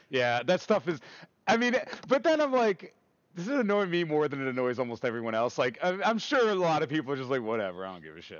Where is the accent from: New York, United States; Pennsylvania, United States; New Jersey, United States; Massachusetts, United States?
New York, United States; New York City; I grew up in Queens